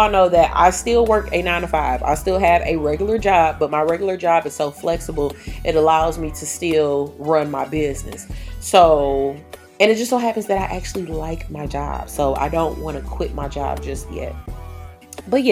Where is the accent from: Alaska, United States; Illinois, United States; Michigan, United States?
Michigan, United States; Detroit; I was attending the Detroit School of the Arts, and I graduated in 2007